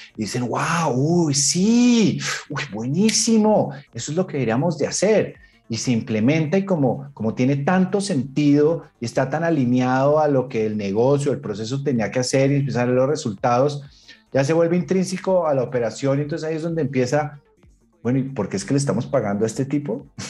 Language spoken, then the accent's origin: Spanish; Colombia; moved away as an adult; now in United States; me fui de Colombia, me fui para Estados Unidos